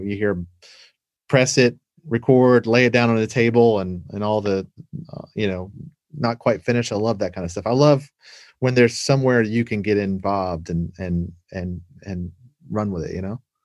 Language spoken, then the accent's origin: English; Savannah, Georgia, United States; moved away as an adult; also born or lived in Atlanta, Georgia / Los Angeles; where I grew up in Savannah